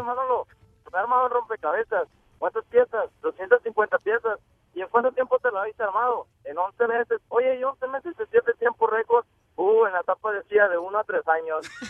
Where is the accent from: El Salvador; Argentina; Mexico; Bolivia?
El Salvador; Chalatenango; also born or lived in Sacramento, California; now in Woodland, United States; nací en El Salvador, Chalatenango